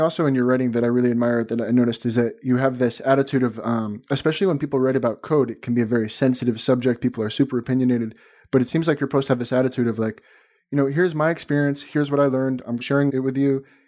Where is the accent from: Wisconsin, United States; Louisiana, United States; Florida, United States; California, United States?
Florida, United States; Miami; moved away as an adult; now in Tel Aviv, Israel; I'm actually from, uh, Miami originally, living in Tel Aviv